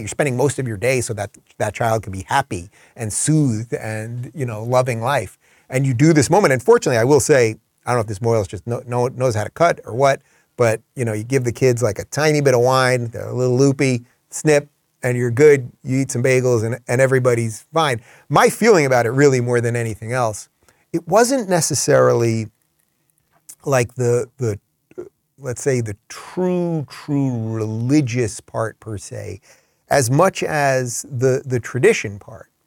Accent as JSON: {"language": "English", "region": "Northeast", "country": "United States", "also_born_or_lived": "Los Angeles", "moved": "as an adult", "said": "I'm from the Northeast"}